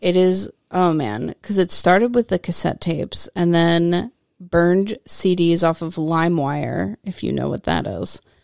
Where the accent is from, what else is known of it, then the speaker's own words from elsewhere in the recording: United States; as busy American ladies